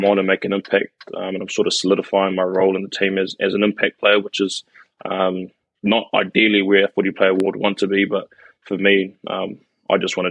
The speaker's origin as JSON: {"language": "English", "region": "Wellington", "country": "New Zealand", "tie": "born or raised there", "moved": "as an adult", "said": "born in Wellington, born and bred in Wellington until I was 18"}